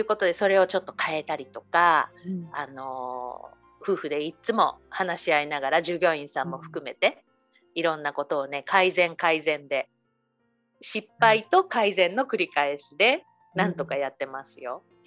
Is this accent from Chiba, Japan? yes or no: no; Hiroshima, Japan; moved away as an adult; also born or lived in Hawaii; now in Honolulu, United States; 私は広島生まれ広島育ちそしてハワイ在住25年になります